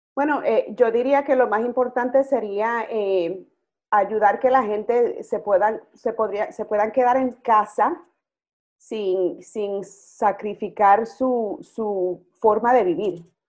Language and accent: Spanish; New York City, New York, United States; yo soy boricua, nacida y criada aquí en, en Brooklyn, en Nueva York